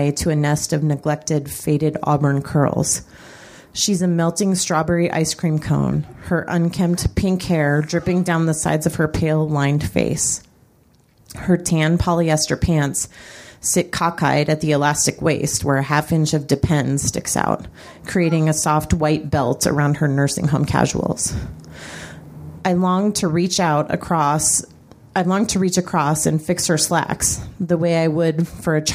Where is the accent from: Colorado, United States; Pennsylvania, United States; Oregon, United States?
Colorado, United States; Colorado Springs; my hometown of Colorado Springs